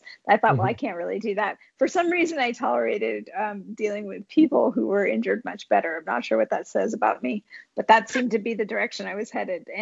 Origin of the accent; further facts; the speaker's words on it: California, United States; moved away as an adult; also born or lived in Boston, Massachusetts / Bay Area; now in Connecticut, United States; I was born in Boston, but grew up a Californian.